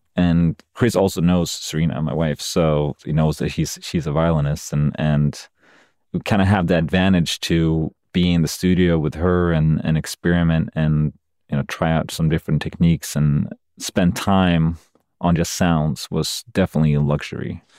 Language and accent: English; Sweden; moved away as an adult; now in United States; when I'm in Sweden, my home country